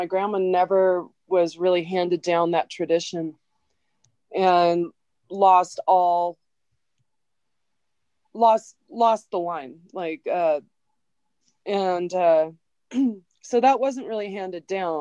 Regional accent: Oregon, United States; I'm from Oregon. Like, I'm from there.

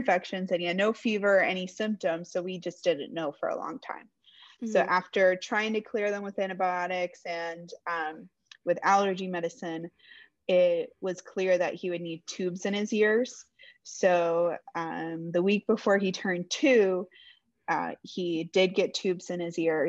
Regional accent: Florida, United States; I'm from Florida, live in Tampa right now

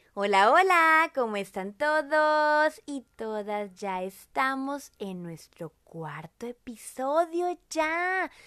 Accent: Monterrey, Nuevo León, Mexico; accent: regio; yo soy de Monterrey, somos de Monterrey, orgullosamente regiomontanos

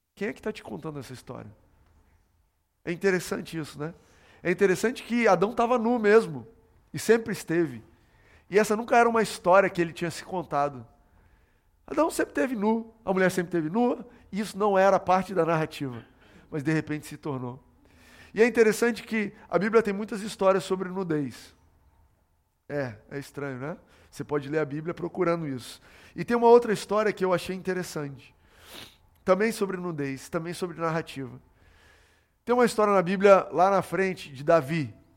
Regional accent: São Paulo, Brazil; also born or lived in Goiás / Brasília; quando eu tinha 9 anos de idade, eu me mudei com meu pai para São Paulo. A gente morava em Brasília, eu nasci em Goiás, morei em Brasília e me mudei para São Paulo.

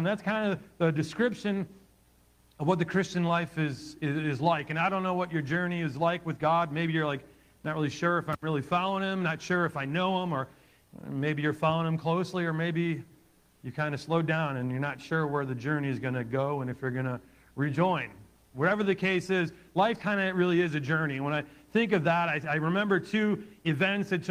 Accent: Ohio, United States; I was about 10 years old, growing up in Ohio

